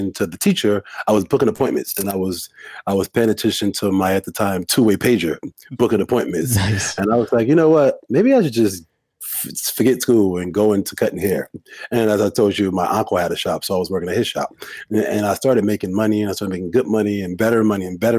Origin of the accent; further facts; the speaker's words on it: Detroit, Michigan, United States; moved away as an adult; now in New York City, United States; I am from Detroit, Michigan. I live in New York City. I've been in New York City for over 15 years.